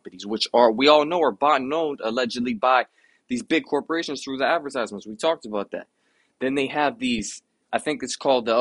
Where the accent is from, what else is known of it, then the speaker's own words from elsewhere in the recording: United States; I come from the United States